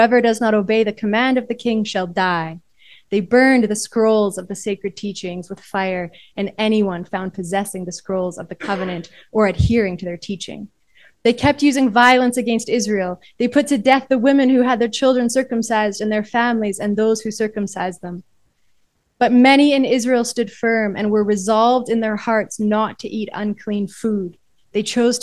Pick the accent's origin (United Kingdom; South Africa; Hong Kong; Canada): Canada; my own context as a Canadian